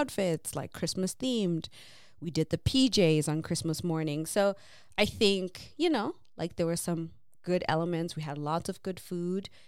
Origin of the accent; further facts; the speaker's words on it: Zimbabwe; moved away; growing up in Zim